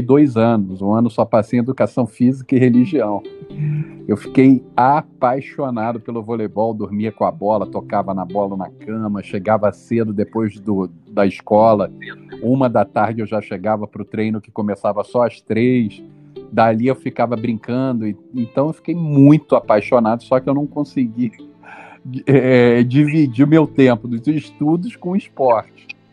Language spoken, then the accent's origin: Portuguese; Rio de Janeiro, Brazil